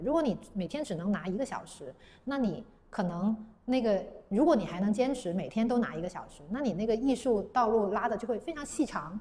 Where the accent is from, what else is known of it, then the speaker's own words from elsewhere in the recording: Guangzhou, Guangdong, China; 我是广州人，然后我家也在广州